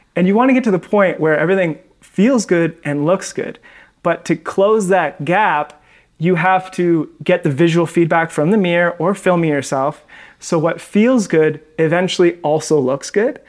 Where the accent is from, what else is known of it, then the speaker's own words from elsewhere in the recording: Victoria, British Columbia, Canada; moved away as an adult; also born or lived in Vancouver; now in Medellin, Colombia; I'm actually from Victoria, Canada, and then moved